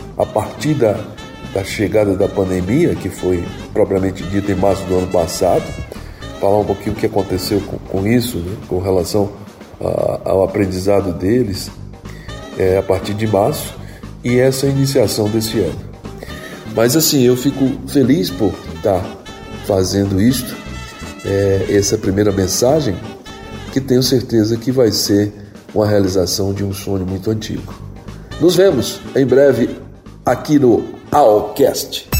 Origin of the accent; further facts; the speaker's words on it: Choró, Ceará, Brazil; Eu nasci no Choró Limão, no Ceará, em 1953